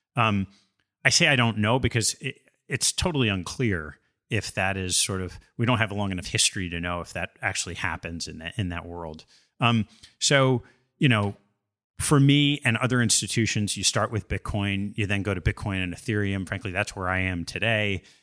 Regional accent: Westchester County, New York, United States; Grew up in the suburbs of New York, the mean streets of Westchester County

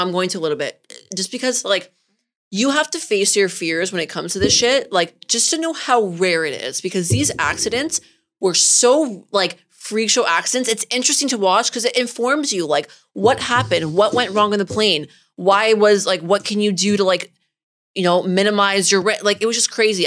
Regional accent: Richmond Hill, Ontario, Canada; also born or lived in Toronto; I'm from Richmond Hill

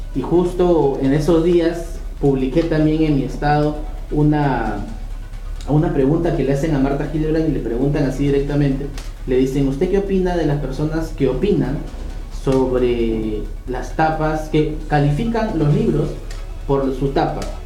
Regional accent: Peru; nosotros los peruanos somos los que empujamos

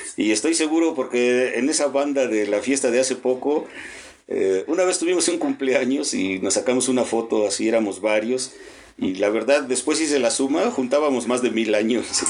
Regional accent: Mexico City, Mexico; now in Puebla, Mexico; Yo soy del DF

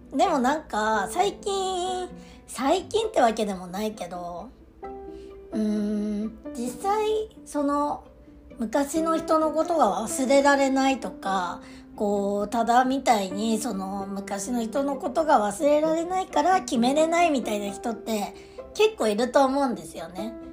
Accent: Aomori, Japan; 私、あの、出身が青森なんですけど、たまに変な発音を直そうとしてさらに変な発音になっちゃう

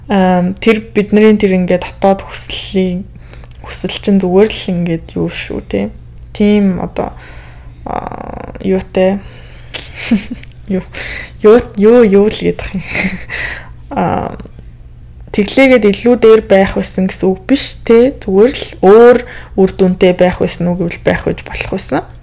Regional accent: Mongolia; би Монгол төрөөгөө Америк хүн болж төрсэн байсан бол яах вэ

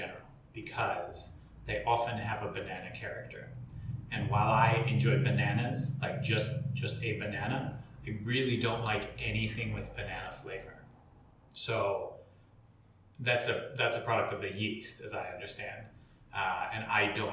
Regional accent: United States; As an American

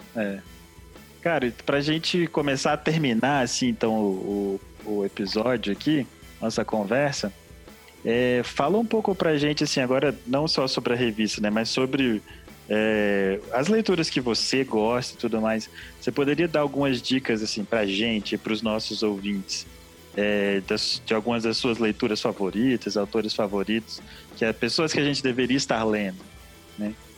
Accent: Espírito Santo, Brazil; nós somos do Espírito Santo

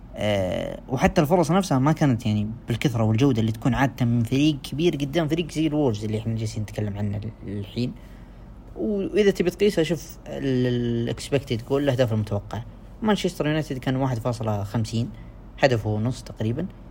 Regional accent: Saudi Arabia; عندنا في السعودية

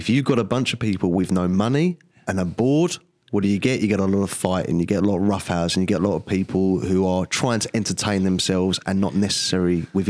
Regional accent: United Kingdom; we're British

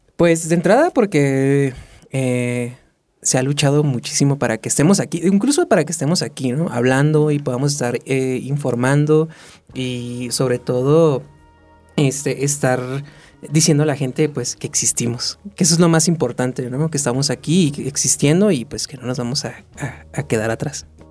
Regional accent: Tijuana, Baja California, Mexico; moved away as an adult; now in Mexico City, Mexico; yo vengo desde de, Tijuana, yo soy de Tijuana

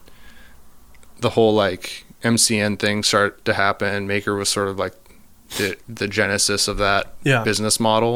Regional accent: Oregon, United States; I grew up in Oregon on the coast in like a small town.

